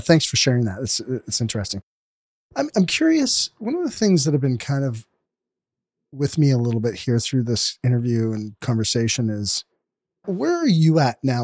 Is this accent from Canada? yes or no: yes; Canada; we're from Canada